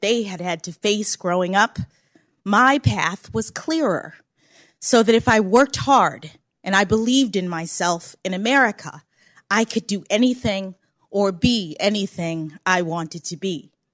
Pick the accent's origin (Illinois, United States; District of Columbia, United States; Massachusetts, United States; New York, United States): District of Columbia, United States; Washington; When I was born here in Washington, my parents were public school teachers